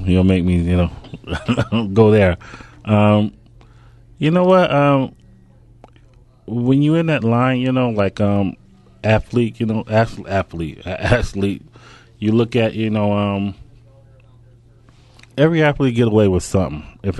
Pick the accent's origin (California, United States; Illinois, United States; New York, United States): Illinois, United States; Robbins; I mean, it was like, you know, we grew up in Robbins, Illinois.